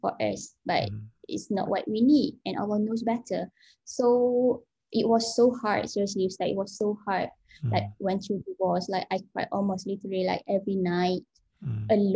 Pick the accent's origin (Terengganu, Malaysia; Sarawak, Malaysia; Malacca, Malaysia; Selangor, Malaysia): Terengganu, Malaysia; moved away as an adult; also born or lived in South Korea / United Kingdom; I'm originally from Terengganu. My primary school, my high school is all in Terengganu